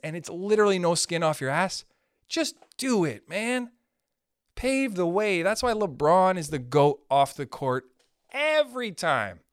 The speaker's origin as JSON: {"language": "English", "country": "Canada", "said": "I'm a Canadian"}